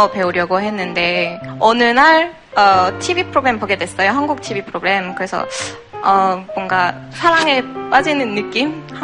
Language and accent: Korean; France; Korean is a second language; now in Seoul, South Korea; 제가 프랑스 사람인데